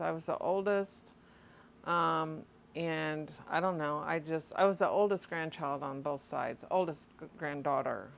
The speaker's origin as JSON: {"language": "English", "town": "Litchfield", "region": "Illinois", "country": "United States", "tie": "born or raised there", "said": "I was born and raised in Litchfield, Illinois."}